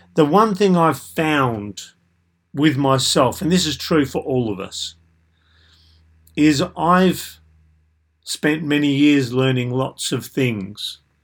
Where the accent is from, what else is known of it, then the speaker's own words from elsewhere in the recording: Australia; I was typical of a middle-ish, low middle class white male growing up in Australia